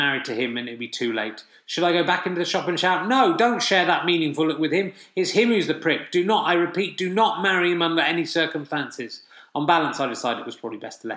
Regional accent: Somerset, South West England, United Kingdom; I am from Somerset

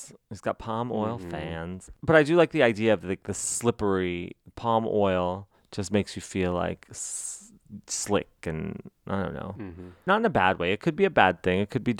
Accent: New Mexico, United States; I was from New Mexico

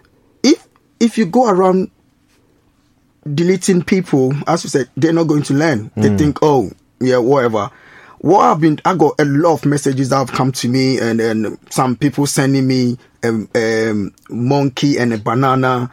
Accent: Ghana; also born or lived in Reading / Huntingdon; now in United Kingdom; I'm from Ghana, right? When I was in Ghana, I was learning about British heritage

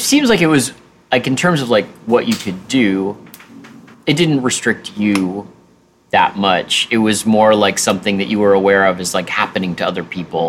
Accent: United States; I'm an American.

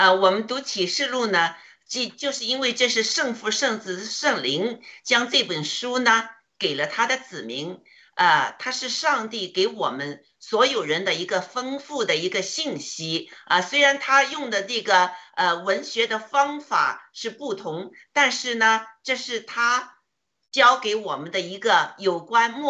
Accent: China; 我呢内心呢就是祷告，就想上帝啊，你给我们中国人多一些时间，呃，让我们中国人多一些人呢，能将来呢。

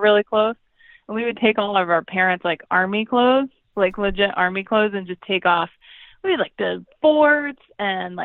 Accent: Indiana, United States; I'm from Indiana. I'm Midwest also.

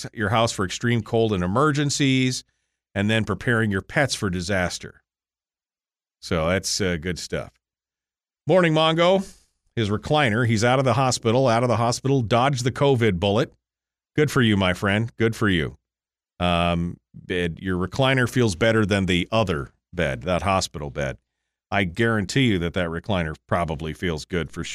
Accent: Fairbanks, Alaska, United States; I'm from Fairbanks

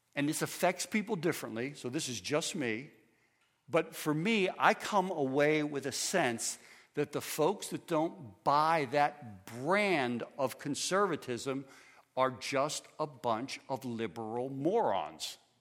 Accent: United States; I am an American

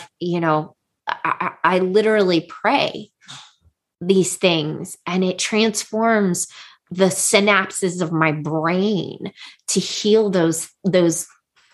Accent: United States; we as American culture women

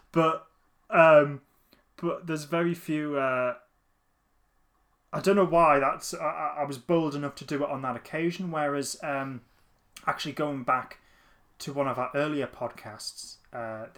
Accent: Newcastle upon Tyne, North East England, United Kingdom; I'm from Newcastle as well

